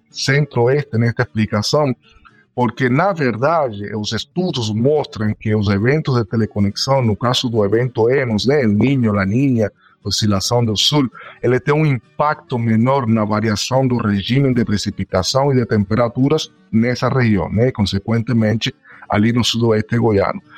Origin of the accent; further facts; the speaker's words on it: Cuba; moved away as an adult; now in Brazil; eu sou nascido em Cuba, aí moro aqui no Brasil já faz nove anos